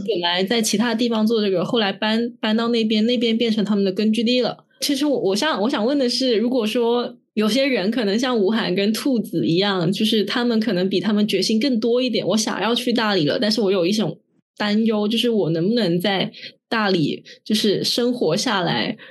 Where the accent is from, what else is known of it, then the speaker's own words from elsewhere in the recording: Guangzhou, Guangdong, China; also born or lived in Shenzhen; 像我，我妈也是，我本身是广州的